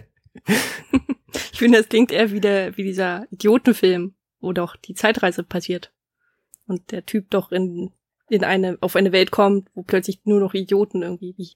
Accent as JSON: {"language": "German", "country": "Germany", "said": "bei uns in Deutschland"}